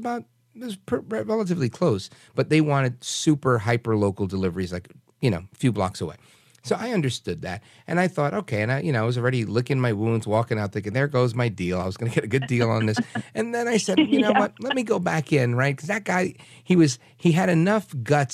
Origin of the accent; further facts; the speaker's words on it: New York City, New York, United States; moved away; the stuff I grew up going to in Brooklyn, New York